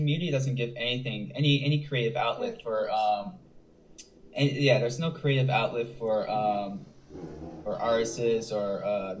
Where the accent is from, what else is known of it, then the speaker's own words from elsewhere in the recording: Buffalo, New York, United States; also born or lived in Los Angeles; now in Florida, United States; I'm from Buffalo, New York.